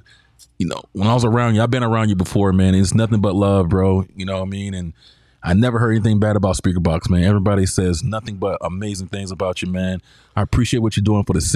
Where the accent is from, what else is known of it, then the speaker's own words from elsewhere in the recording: San Diego, California, United States; we're from San Diego